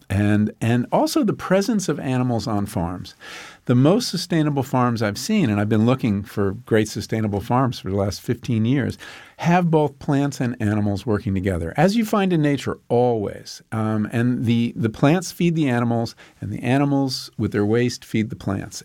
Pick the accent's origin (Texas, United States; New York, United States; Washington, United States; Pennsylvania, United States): New York, United States; Long Island; When I grew up on Long Island, we would drive out there and there were all farms